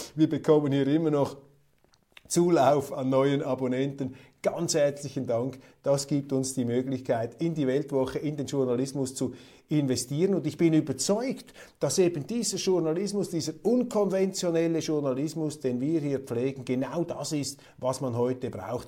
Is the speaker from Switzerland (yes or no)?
yes; Switzerland; In der Schweiz haben wir viele Eingebürgerte